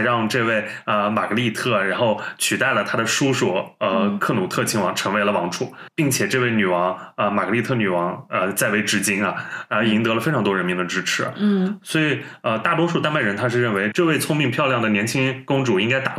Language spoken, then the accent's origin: Chinese; Northwest China, China; 我们西北人已经算很难得